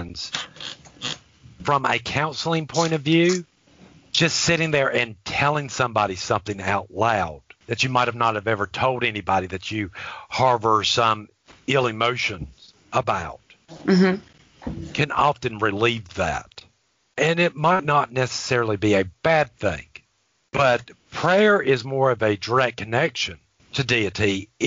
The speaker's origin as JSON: {"language": "English", "region": "the South", "country": "United States", "tie": "born or raised there", "said": "I was raised in the South."}